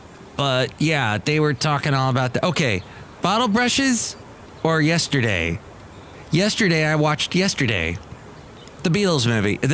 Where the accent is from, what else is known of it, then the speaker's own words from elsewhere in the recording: Los Angeles, California, United States; When I grew up in Van Nuys